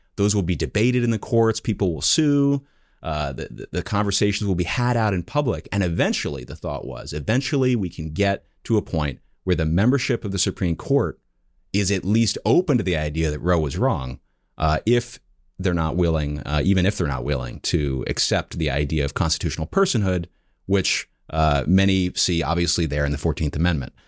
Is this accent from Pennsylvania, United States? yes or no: yes; Philadelphia, Pennsylvania, United States; I grew up in the Philadelphia area